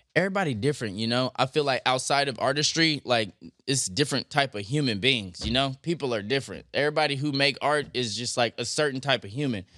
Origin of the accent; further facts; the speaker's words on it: Compton, California, United States; also born or lived in Santa Monica / Venice / North Hollywood / Silver Lake; I was raised in Compton